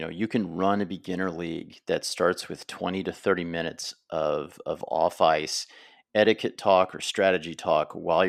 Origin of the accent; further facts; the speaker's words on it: United States; because one, I'm American, and two, I just started curling like 10 years ago